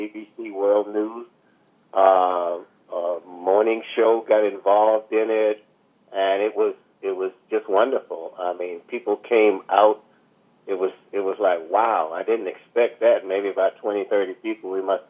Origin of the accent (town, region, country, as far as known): Darien, Georgia, United States; born or raised there; accent: Geechee/Gullah